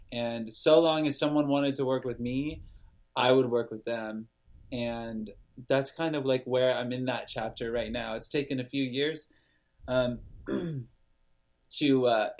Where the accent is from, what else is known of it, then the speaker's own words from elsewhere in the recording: Lodi, California, United States; my hometown of Lodi, California.